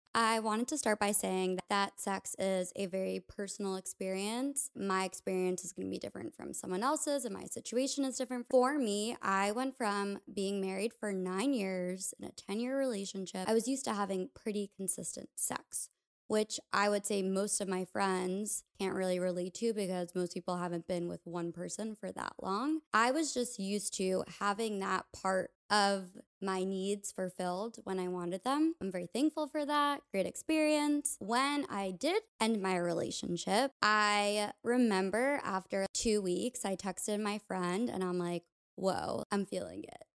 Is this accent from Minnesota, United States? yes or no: no; New York, United States; a place that wasn't my hometown, like New York